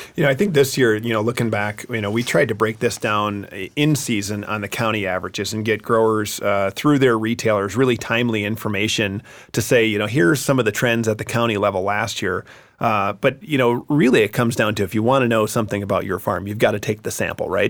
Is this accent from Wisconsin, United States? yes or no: yes; Wisconsin, United States; I'm going to go Wisconsin, my home state